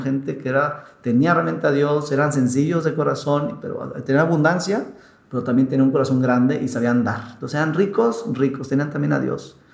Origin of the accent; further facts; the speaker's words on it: Mexico; aquí en México